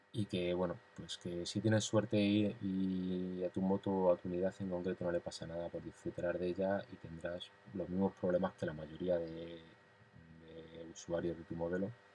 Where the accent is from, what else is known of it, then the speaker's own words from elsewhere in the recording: Madrid, Community of Madrid, Spain; como decimos en la capital, eh, soy de aquí, de Madrid